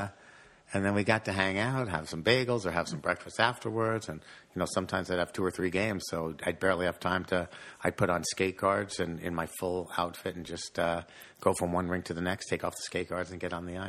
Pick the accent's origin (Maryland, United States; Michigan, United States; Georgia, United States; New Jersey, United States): New Jersey, United States; Fair Lawn; also born or lived in Paterson, New Jersey; And a suburb of Paterson is Fairlawn, so I lived in Fairlawn. Fairlawn, New Jersey. Yeah, that's where I grew up.